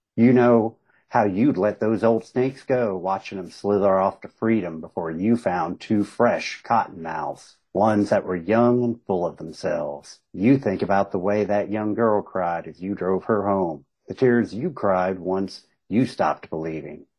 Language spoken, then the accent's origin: English; Southern West Virginia, Eastern Kentucky, United States; I grew up in Eastern Kentucky, Southern West Virginia